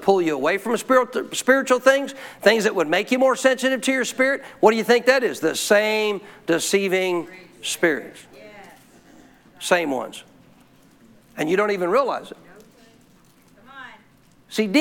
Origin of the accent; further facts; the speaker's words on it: Montana, United States; when I was a kid growing up in Montana